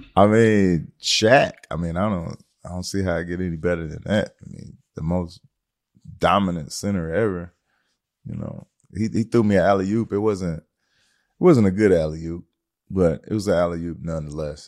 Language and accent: English; Detroit, Michigan, United States; I'm from Detroit, Michigan.